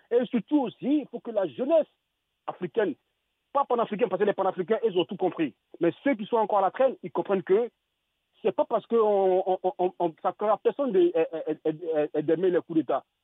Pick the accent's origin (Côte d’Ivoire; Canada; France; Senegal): Senegal; Touba, Diourbel; Moi, je suis …, je suis euh, de Touba, je sais ce qu'il dit, on est fatigué.